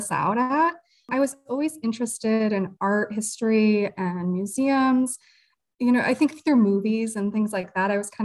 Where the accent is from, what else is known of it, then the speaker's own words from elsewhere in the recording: Oregon, Ohio, United States; also born or lived in Toledo, Ohio; I am a Toledo native. I actually was born in Toledo, but grew up in Oregon. So out by the lake area